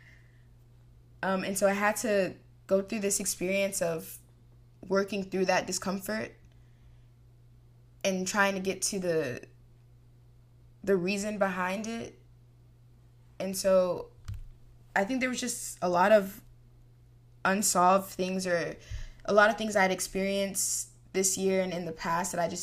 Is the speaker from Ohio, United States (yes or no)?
no; Texas, United States; I'm from Texas